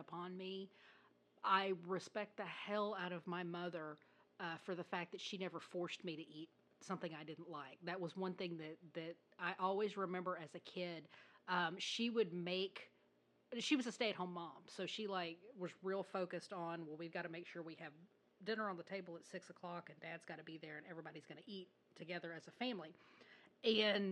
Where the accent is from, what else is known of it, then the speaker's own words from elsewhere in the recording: the South, United States; I was raised in the South